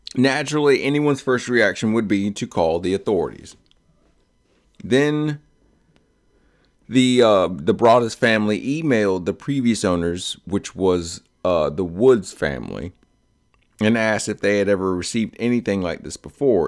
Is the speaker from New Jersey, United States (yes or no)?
yes; Delran, New Jersey, United States; moved away; We came from Del Ran, which is a small township, like, stupid close to Pennsylvania